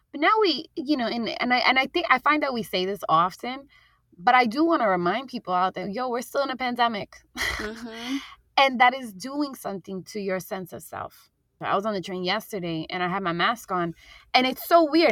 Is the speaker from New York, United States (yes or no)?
yes; New York City, New York, United States; I grew up in Jackson Heights, Queens